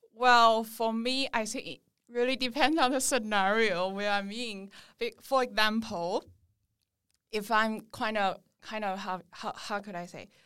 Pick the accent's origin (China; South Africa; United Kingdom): China; moved away as an adult; now in Sydney, Australia; I'm from China and I'm currently